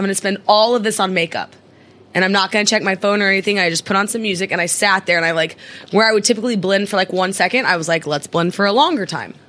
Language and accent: English; Midwest, United States; now in New York, United States; I'm from the Midwest